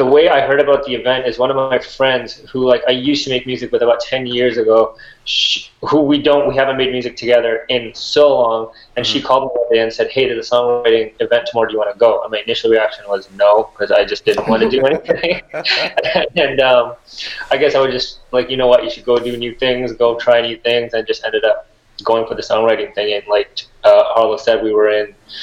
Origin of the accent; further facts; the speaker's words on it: Sri Lanka; moved away; I'm from Sri Lanka originally.